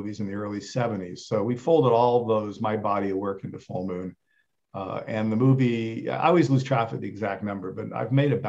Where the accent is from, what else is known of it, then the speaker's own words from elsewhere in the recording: Rome, Lazio, Italy; I was lucky in that first I grew up in Italy. So my dad was there making films. We lived in Rome, but, we traveled to former Yugoslavia, to Spain.